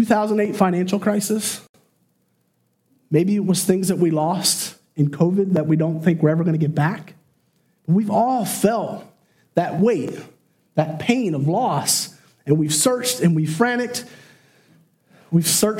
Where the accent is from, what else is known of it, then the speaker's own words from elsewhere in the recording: Chester County, Pennsylvania, United States; We grew up in Chester County.